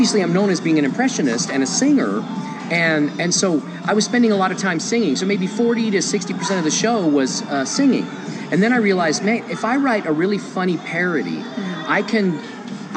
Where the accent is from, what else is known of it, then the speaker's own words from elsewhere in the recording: Dallas, Texas, United States; moved away as an adult; also born or lived in Lynchburg, Virginia; now in Las Vegas, United States; I lived in Texas my whole life. I grew up in Dallas, Texas.